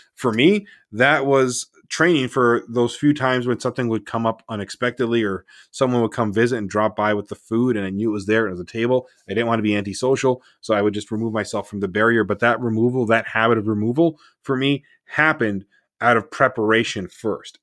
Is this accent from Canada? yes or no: yes; Canada; I'm Canadian